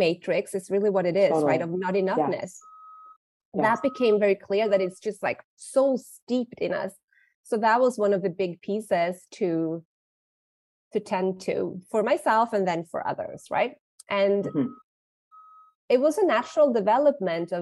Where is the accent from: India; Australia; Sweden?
Sweden; now in Mexico; I am from Sweden, living in Mexico